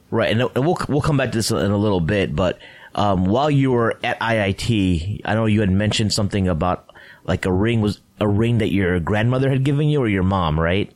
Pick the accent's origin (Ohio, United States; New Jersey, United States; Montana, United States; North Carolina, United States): Ohio, United States; moved away as an adult; also born or lived in Toronto, Canada; I went to college in Toronto, Canada, and I'm originally from Ohio.